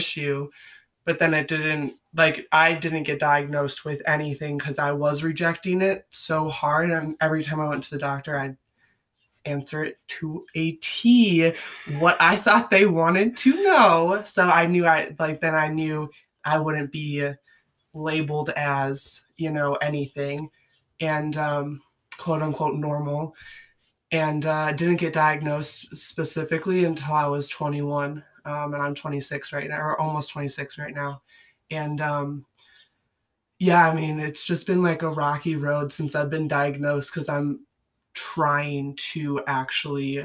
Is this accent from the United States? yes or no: yes; Chicago, Illinois, United States; I grew up in the Midwest, similar to Joel. I'm from like the Chicagoland area